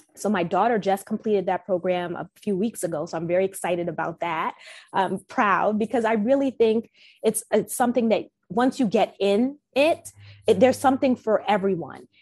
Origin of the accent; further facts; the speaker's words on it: New York, United States; I'm from originally from New York